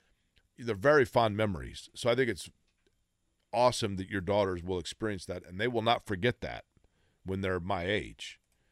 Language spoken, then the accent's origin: English; Indianapolis, Indiana, United States; also born or lived in Shelbyville, Indiana / Evansville, Indiana; I was two, we moved to Evansville. When I was three and a half, we moved back to Shelbyville. And then when I was just about to turn six, we moved to Indianapolis to the house my parents still live in.